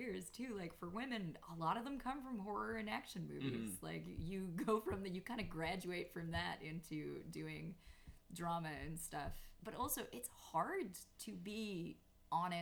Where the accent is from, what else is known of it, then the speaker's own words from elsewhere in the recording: Newfoundland and Labrador, Canada; now in Toronto, Canada; I, living in Toronto, see myself as a Newfoundland artist